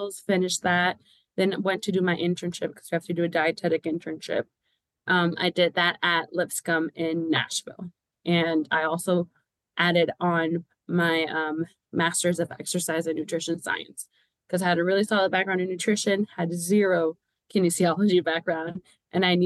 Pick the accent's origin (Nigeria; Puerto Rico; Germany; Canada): Puerto Rico; now in Kentucky, United States; I was born and raised in Puerto Rico